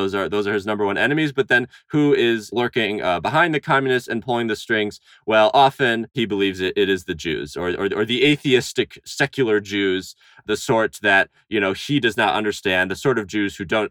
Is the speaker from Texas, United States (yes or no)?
no; Huntington Woods, Michigan, United States; I grew up just outside of Detroit in a lovely, very Jewy suburb called Huntington Woods, Michigan